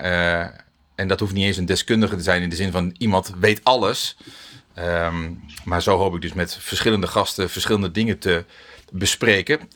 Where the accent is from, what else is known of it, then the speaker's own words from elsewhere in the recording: Netherlands; Wij als Nederlanders